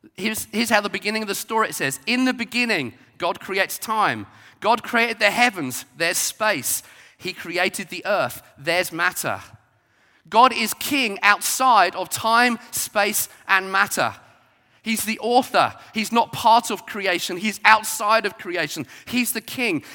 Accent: Brighton, South East England, United Kingdom; I grew up in Brighton

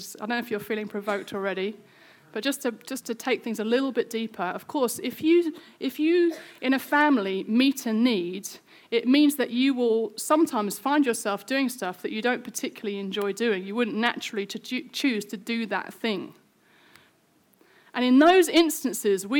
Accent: United Kingdom; we're British

